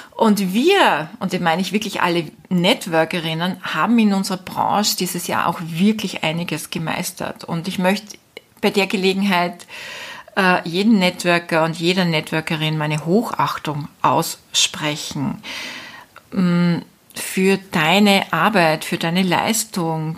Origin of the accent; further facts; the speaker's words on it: Austria; moved away as an adult; also born or lived in Spain; Österreich natürlich meine Heimat ist